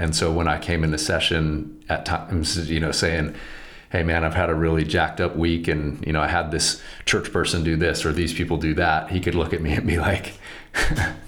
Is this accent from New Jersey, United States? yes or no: no; Southern California, United States; moved away; I'm from Southern California originally